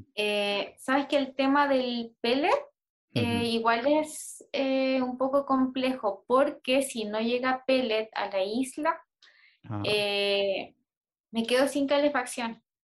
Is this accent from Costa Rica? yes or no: no; Puerto Varas, Los Lagos, Chile; moved away; donde yo nací en Puerto Varas